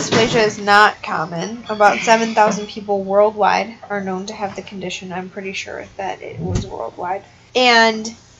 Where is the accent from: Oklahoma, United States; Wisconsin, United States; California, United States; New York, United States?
Wisconsin, United States; We are from Wisconsin.